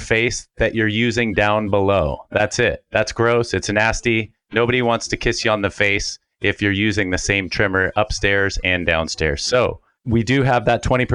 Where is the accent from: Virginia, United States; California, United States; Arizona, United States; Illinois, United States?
California, United States; Bay Area; I grew up in the Bay Area